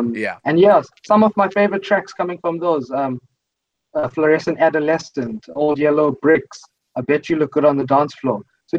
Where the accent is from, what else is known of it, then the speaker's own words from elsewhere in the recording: South Africa; as a South African